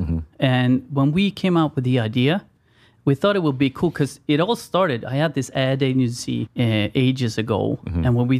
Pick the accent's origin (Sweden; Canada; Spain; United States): Sweden